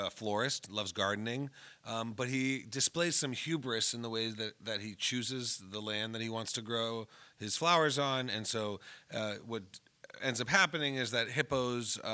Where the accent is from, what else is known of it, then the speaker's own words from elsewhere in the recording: United States; as an American